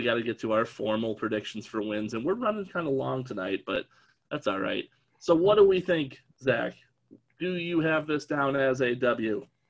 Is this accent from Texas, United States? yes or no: no; Western New York, United States; I do have ill will growing up in the Western New York area.